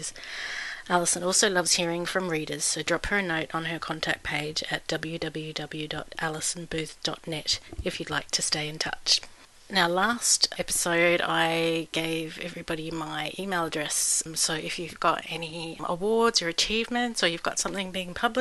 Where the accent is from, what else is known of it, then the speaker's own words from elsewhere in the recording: Melbourne, Victoria, Australia; also born or lived in Sydney, Australia; now in Brisbane, Australia; I was born in Melbourne